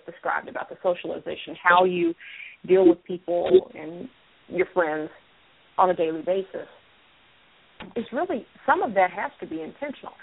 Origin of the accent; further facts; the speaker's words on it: North Carolina, United States; I grew up in North Carolina